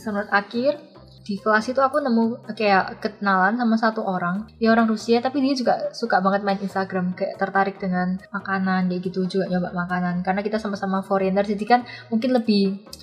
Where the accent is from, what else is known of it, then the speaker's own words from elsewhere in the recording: Surabaya, East Java, Indonesia; moved away as an adult; now in Taiwan; Aku asalnya dari Surabaya